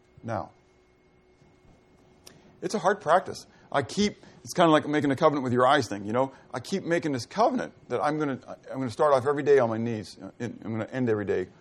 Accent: United States; as American believers

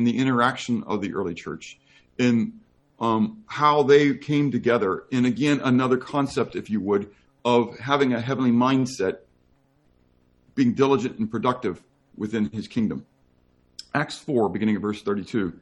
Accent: United States; I happen to be an American Christian.

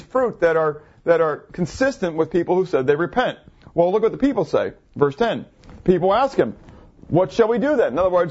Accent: United States; also born or lived in Schwenksville, Pennsylvania; as Americans

